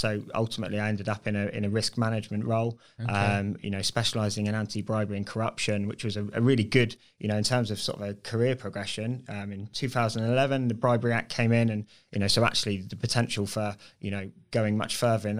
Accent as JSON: {"language": "English", "town": "Bournemouth", "region": "South West England", "country": "United Kingdom", "tie": "born or raised there", "said": "Yeah, so I grew up locally. So okay. I'm a Bournemouth lad. Always been a Bournemouth lad."}